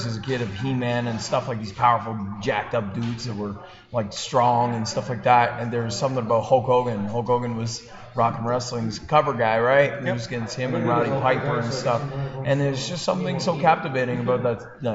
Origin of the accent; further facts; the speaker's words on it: New Brunswick, Canada; I grew up in New Brunswick in a small little village I grew up on a farm kind of setting.